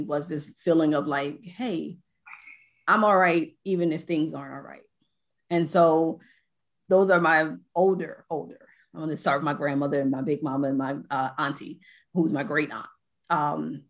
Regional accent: New Jersey, United States; I'm from Jersey

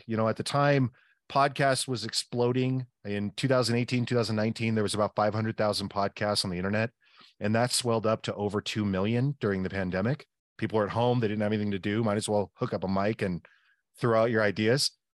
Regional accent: the Northwest, Pacific Northwest, United States; I'm from the Northwest

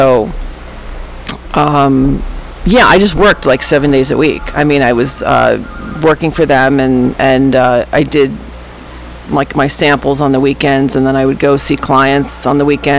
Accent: Fort Lee, New Jersey, United States; I am from Fort Lee, New Jersey, and that is where I'm living right now. I moved to Jersey City in 1999 and lived there until the pandemic, and then moved back.

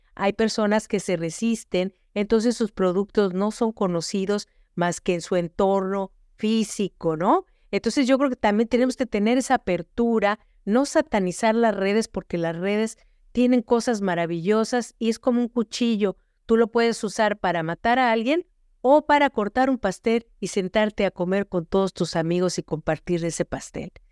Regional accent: Mexico City, Mexico; moved away as an adult; now in United States; Yo crecí en la Ciudad de México rodeada de las pirámides, del centro histórico

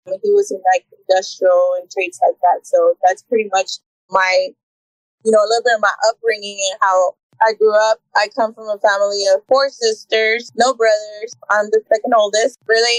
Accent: Tamaulipas, Mexico; also born or lived in Houston, United States / Brownsville, United States; I was born in Houston, Texas. But I was raised pretty much majority of my time in Mexico. We would go back and forth from Tamaulipas, by Hermoso. And that's pretty much where all my childhood, was from.

